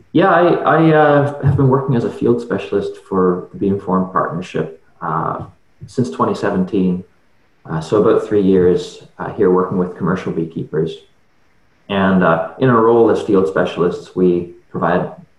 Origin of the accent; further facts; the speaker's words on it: Atlantic Canada, Canada; moved away as an adult; also born or lived in Nova Scotia; So I grew up in Atlantic Canada